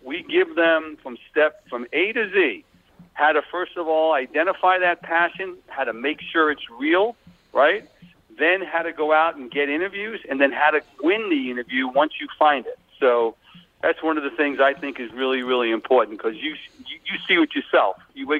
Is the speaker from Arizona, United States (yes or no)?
no; Long Island, New York, United States; accent: Long Island; now in Washington Crossing, United States; Yeah, so, yeah, we like it here, but I can't get rid of my Long Island accent, they tell me, even after 25 years.